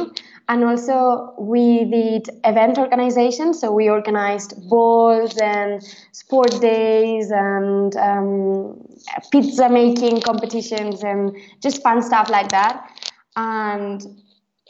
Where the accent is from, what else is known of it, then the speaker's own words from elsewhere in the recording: Spain; first language Catalan; English is a second language; moved away as an adult; also born or lived in Exeter, United Kingdom; now in Switzerland; I come from Spain and I arrived to the University of Exeter